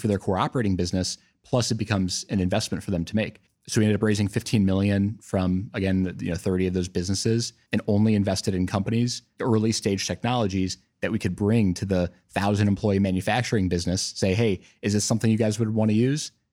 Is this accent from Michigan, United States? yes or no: no; Milwaukee, Wisconsin, United States; also born or lived in Cincinnati, Ohio; now in Columbus, United States; I'm actually born in Cincinnati, so kind of coming full circle, but but grew up in Milwaukee